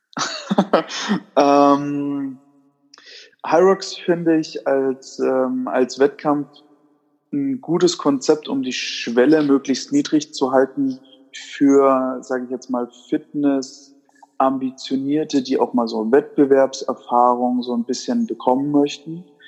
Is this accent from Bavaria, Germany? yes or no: yes; Würzburg, Bavaria, Germany; moved away; nachdem ich ja ursprünglich aus Würzburg komme, ist man da natürlich dann als Würzburger Urkind